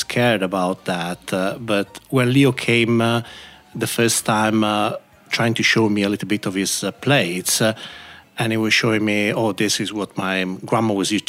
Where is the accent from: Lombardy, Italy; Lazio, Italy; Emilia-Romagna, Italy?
Emilia-Romagna, Italy; Bologna; now in Birmingham, United Kingdom; I'm from Bologna